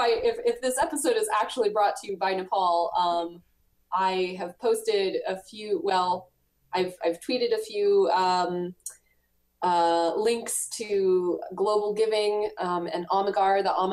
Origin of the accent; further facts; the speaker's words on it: United States; Americans are very, I love being American, and like, I've traveled all around the world and I am proud of being American.